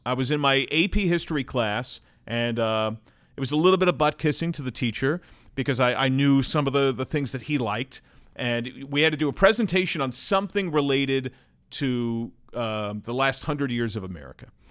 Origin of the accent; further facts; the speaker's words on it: Brick, New Jersey, United States; moved away as an adult; also born or lived in Manhattan, New York City / Edgewater, New Jersey / Delaware; now in Cincinnati, United States; I grew up in New Jersey